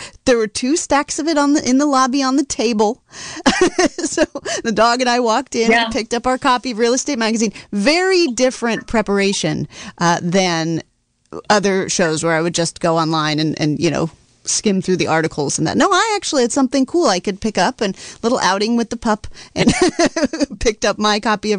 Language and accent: English; Ukiah, California, United States; my hometown of Ukiah